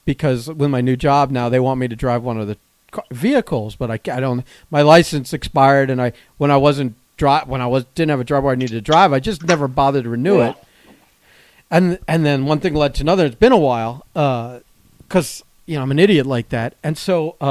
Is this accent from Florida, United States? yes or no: yes; Plantation, Florida, United States; I grew up in Plantation